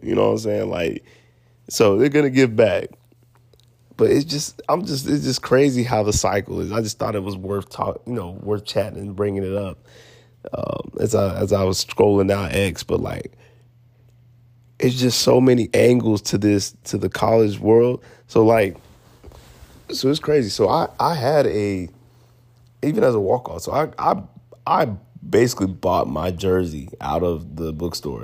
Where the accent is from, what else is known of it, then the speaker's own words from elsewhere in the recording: Atlanta, Georgia, United States; I'm from Atlanta, Georgia